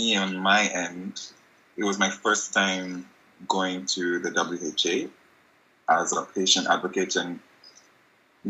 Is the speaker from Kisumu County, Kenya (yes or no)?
no; Nairobi, Kenya; born and raised in Nairobi, Kenya